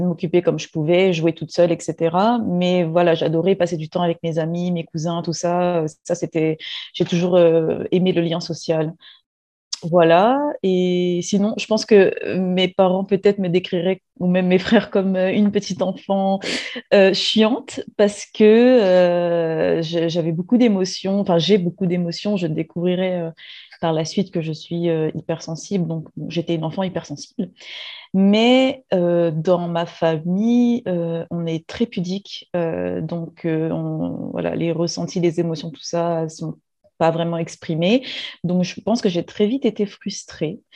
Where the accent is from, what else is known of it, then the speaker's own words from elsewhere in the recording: Réunion; moved away as an adult; also born or lived in metropolitan France; je suis réunionnaise, je vis actuellement euh, à La Réunion